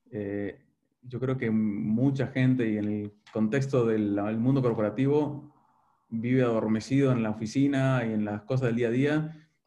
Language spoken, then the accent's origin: Spanish; Uruguay; mi mujer es argentina, creo que tengo muchos más amigos argentinos que uruguayos, entonces realmente me considero más rioplatense que, que uruguayo.